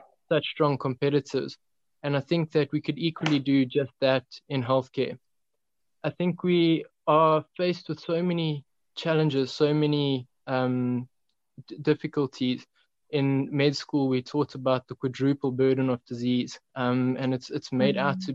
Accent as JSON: {"language": "English", "country": "South Africa", "lives_now": "Tzaneen, South Africa", "said": "as a South African population"}